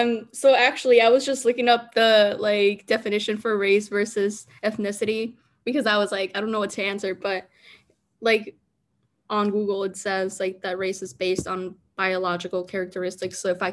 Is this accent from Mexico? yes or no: yes; Veracruz, Mexico; soy Hispana. If you want to be very specific, soy de Veracruz, Mexico. So you can call me Jarocha. My home country is Veracruz, Mexico.